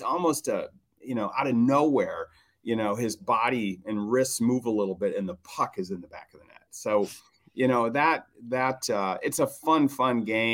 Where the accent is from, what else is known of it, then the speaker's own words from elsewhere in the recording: Minnesota, United States; I grew up in Minnesota